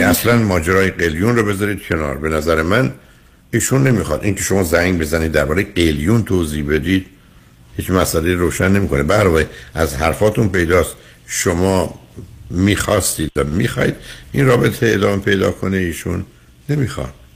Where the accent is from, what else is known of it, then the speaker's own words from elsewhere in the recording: Iran; ما ایرانی هستیم